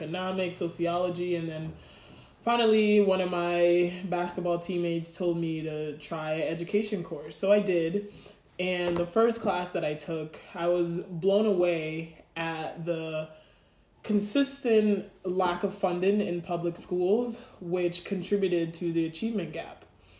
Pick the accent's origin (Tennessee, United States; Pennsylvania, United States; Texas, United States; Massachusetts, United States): Massachusetts, United States; Nantucket; moved away as an adult; also born or lived in Kingston, Jamaica; I am 27 years old. I was born in Kingston, Jamaica, and I migrated to a very small island in Cape Cod, Massachusetts named Nantucket. When I was 7 years old